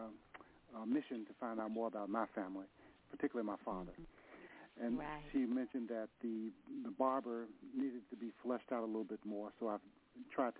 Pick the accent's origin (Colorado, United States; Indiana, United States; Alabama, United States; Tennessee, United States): Tennessee, United States; Nashville; now in San Francisco, United States; I'm from Nashville. I moved to San Francisco